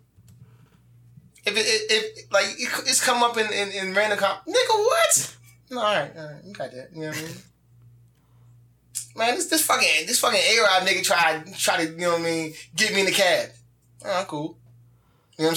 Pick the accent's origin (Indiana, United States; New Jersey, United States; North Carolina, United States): New Jersey, United States; I'm from Jersey, I'm from up top